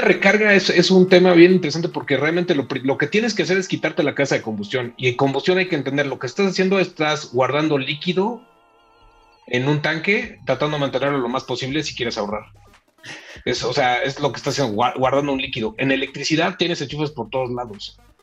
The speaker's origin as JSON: {"language": "Spanish", "country": "Mexico", "said": "como mexicanos"}